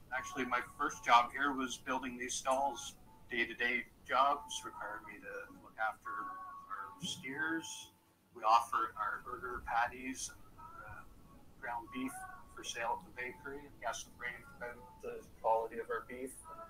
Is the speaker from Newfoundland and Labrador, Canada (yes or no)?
no; Bowmanville, Ontario, Canada; I grew up in Bowmanville. It was a small community. You either lived on a family farm or you knew of a friend that had a family farm.